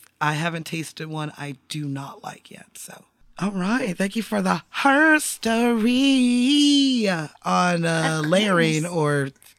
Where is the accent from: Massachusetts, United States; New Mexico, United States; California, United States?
California, United States; As a Californian, it's something I don't mm-hmm. think about because the sun always sets here.